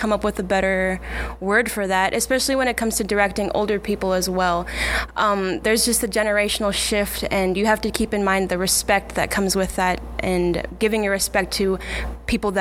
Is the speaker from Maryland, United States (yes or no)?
no; Scottsbluff, Nebraska, United States; moved away; I'm originally from Scottsbluff, Nebraska